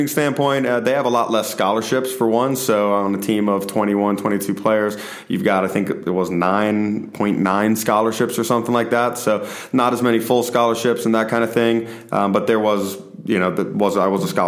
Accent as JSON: {"language": "English", "town": "Stone Mountain", "region": "Georgia", "country": "United States", "tie": "born or raised there", "also_born_or_lived": "Tucker, Georgia", "said": "Stone Mountain, Georgia. When I spent my whole childhood there in Tucker and Stone Mountain"}